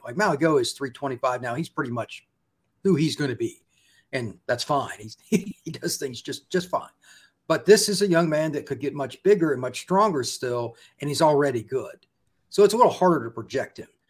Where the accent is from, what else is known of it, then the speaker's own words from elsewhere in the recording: Indiana, United States; I grew up in Indiana